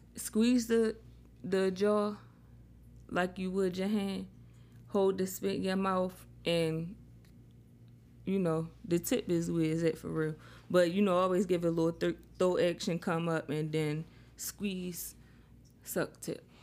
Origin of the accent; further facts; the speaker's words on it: Baltimore, Maryland, United States; now in Charlotte, United States; I'm in Charlotte, but I'm from Baltimore